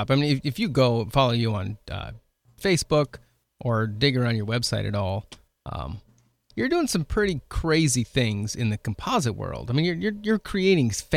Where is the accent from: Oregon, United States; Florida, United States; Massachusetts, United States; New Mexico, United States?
Oregon, United States; moved away as an adult; now in South Dakota, United States; I grew up in Oregon